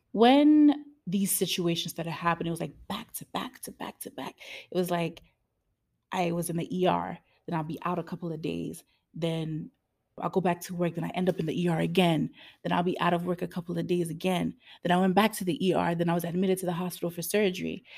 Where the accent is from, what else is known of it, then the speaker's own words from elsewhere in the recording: United States; I'm an American baby